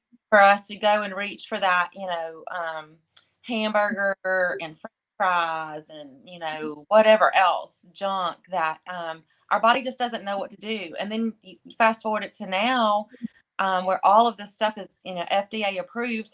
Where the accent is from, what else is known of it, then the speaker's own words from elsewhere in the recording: the South, United States; We're from the South.